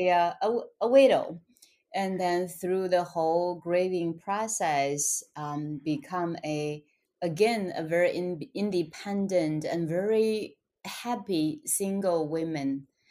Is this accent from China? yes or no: yes; China; English is a second language; moved away as an adult; also born or lived in Shanghai; now in United States; I was born and raised in China in poverty